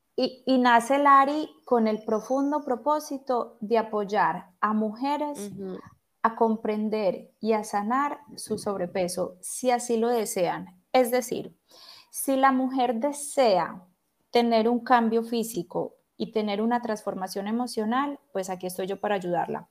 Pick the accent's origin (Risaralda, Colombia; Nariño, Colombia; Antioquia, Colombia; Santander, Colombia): Risaralda, Colombia; Pereira; also born or lived in Bogotá, Colombia / Spain; now in Turin, Italy; soy colombiana, en este momento estoy residiendo en Italia, vivo en el norte de Italia, en Turín, aquí límite con, bueno, es la parte más norte de Italia. estudié, estudié en España. Y antes de eso, bueno, yo nací en Pereira, en el hermoso eje cafetero colombiano, pero hace muchos años me fui de allí porque vivía en Bogotá.